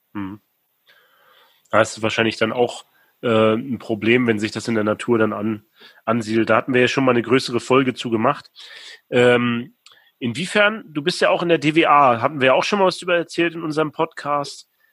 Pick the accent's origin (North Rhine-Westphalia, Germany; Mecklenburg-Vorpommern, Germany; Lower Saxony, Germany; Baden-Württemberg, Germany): Mecklenburg-Vorpommern, Germany; Rostock; ist ja meine Heimatstadt Rostock